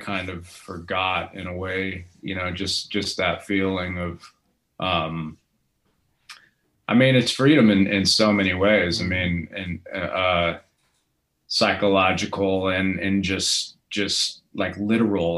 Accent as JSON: {"language": "English", "town": "Las Vegas", "region": "Nevada", "country": "United States", "tie": "born or raised there", "also_born_or_lived": "Boulder City, Nevada / Australia", "moved": "as an adult", "lives_now": "Nashville, United States", "said": "grew up in Vegas"}